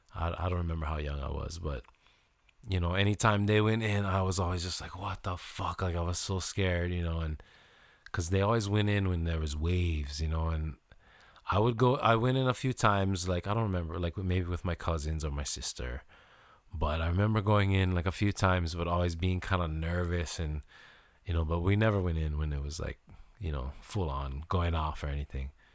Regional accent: Kailua, Hawaii, United States; also born or lived in US mainland; I grew up in Kailua, you know, I was born on the mainland 'cause my dad was in the Air Force

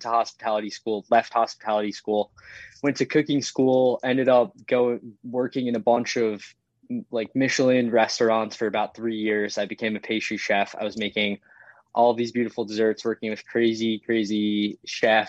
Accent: Yorktown Heights, New York, United States; I grew up in Westchester, which is super sports oriented community.

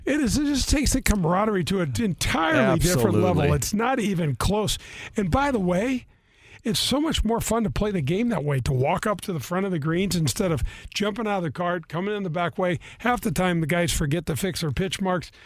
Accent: Missouri, United States; I'm from Missouri

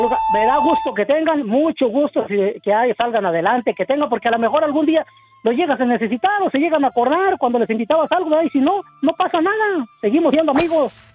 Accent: Purechucho, Michoacán, Mexico; mi lindo Purechucho, Michoacán, para ser exacto, allá pegadito Huecamo

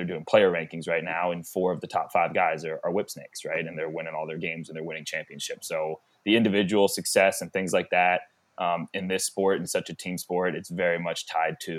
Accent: Georgia, United States; moved away; I grew up in Georgia football culture

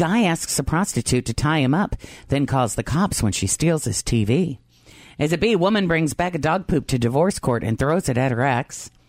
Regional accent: Peoria, Illinois, United States; born or raised there

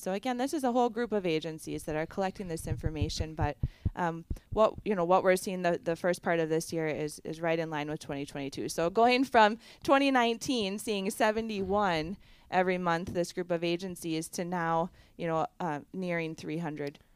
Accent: Barron County, Wisconsin, United States; also born or lived in Chippewa Valley, Wisconsin; I grew up in Barron County

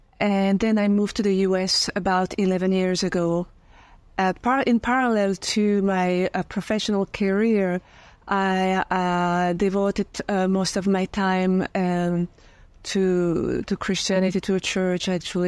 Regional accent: Belgium; also born or lived in France; now in United States; I'm French from Europe, and I grew up in Belgium, lived a few years in France

